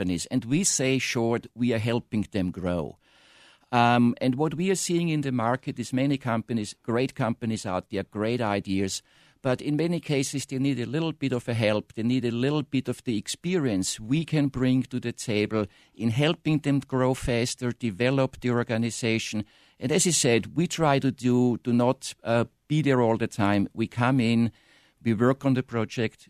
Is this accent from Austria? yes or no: yes; Vienna, Austria; moved away as an adult; also born or lived in Eastern Europe / Asia / Tulsa, Oklahoma; now in United States; I'm originally from Vienna in Austria